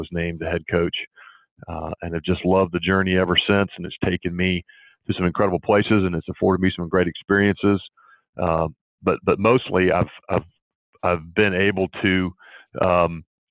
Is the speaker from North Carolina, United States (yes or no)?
no; Atlanta, Georgia, United States; I grew up in Atlanta and went to Westminster in Buckhead for high school